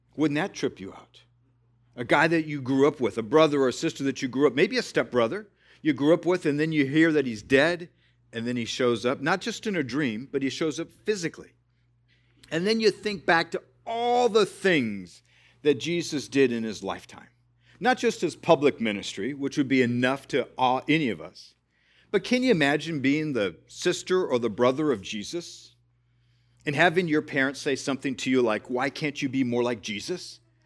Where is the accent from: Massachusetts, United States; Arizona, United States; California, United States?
California, United States; I was born in California